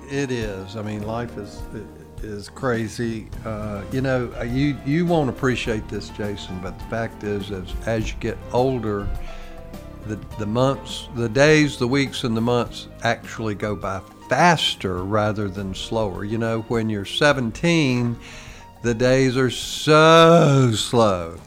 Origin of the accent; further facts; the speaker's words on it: United States; as American citizens